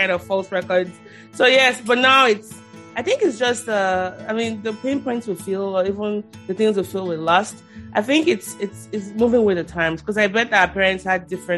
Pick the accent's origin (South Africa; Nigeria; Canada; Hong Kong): Nigeria; growing up in Nigeria, as you know, I'm Nigerian